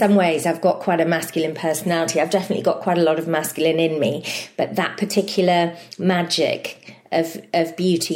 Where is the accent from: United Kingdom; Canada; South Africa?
United Kingdom; Fleur-de-Lis, Wales; also born or lived in Argoed, near Blackwood; I grew up in a place called Fleur-de-Lis, which is next to another place called Pengam.